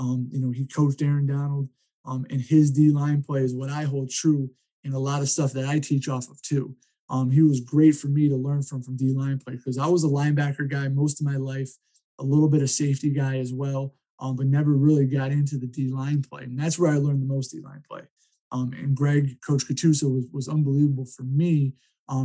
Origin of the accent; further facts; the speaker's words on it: Cleveland, Ohio, United States; growing up in Ohio, great football town, you know, being in Cleveland, I was able, you know, to go to Lake Catholic High School